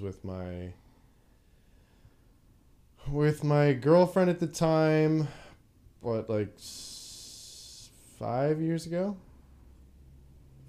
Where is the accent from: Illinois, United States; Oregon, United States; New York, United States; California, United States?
Oregon, United States; I'm from Oregon.